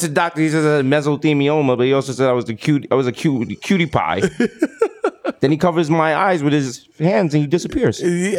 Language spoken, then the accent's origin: English; New York, United States; growing up in New York